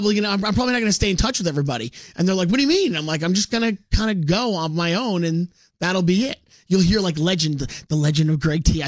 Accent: New York City, New York, United States; We're from Brooklyn.

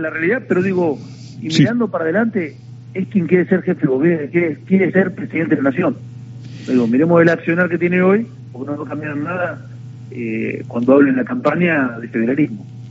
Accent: Navarro, Buenos Aires Province, Argentina; yo vengo de un pueblo donde ocurrió el asesinato político de la historia de la Argentina, que fue, yo soy de Navarro, soy intendente de Navarro

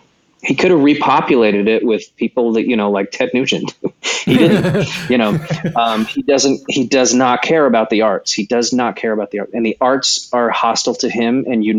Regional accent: California, United States; born there; Yeah, I was born in California on an Air Force base.

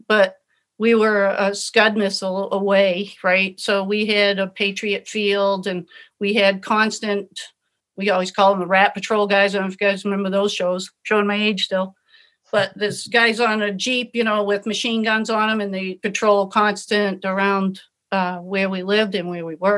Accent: Kittery, Maine, United States; I come from Kittery. You know, it's humid, it's cool

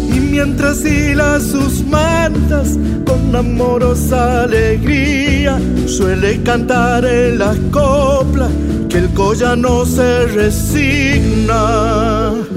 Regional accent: Tucumán, Argentina; soy cantor folclórico de la provincia de Tucumán

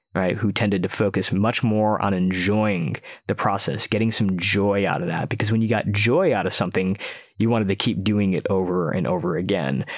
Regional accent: outside of Detroit, Michigan, United States; moved away; also born or lived in San Francisco, United States / Silicon Valley, United States; move back to my hometown outside of Detroit

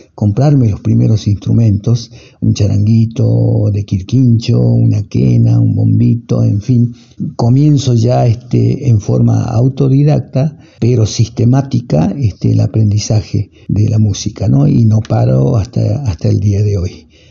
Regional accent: Humahuaca, Jujuy, Argentina; also born or lived in Buenos Aires; Humahuaca es el pueblo donde yo nací, eh, un pueblo centro

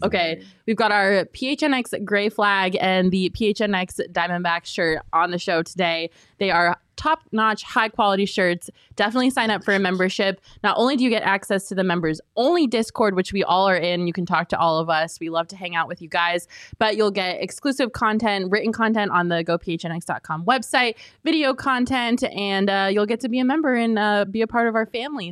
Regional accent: Colorado, United States; I grew up in Colorado

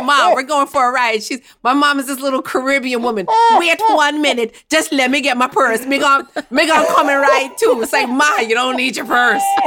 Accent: New York City, New York, United States; I was born and raised in Bed-Stuy, Brooklyn

